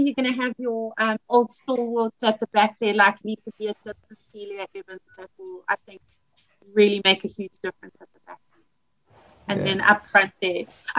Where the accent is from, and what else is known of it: South Africa